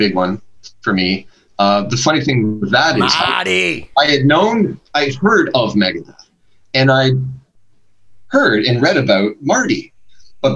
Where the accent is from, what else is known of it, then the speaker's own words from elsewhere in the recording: Hamilton, Ontario, Canada; also born or lived in Grimsby, Ontario; we moved from Hamilton, where I currently live. We moved to a smaller town called Grimsby